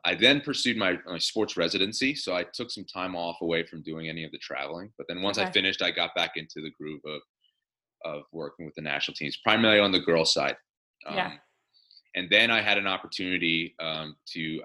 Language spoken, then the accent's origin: English; Delaware, United States; moved away as an adult; also born or lived in California; I'd been born and raised in Delaware